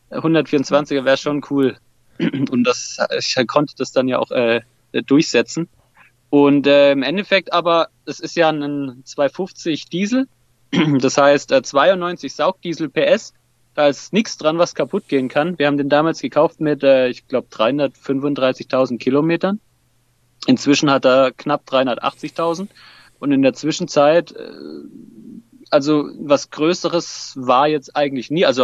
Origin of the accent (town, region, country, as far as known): Swabia, Baden-Württemberg, Germany; born or raised there; also born or lived in Hesse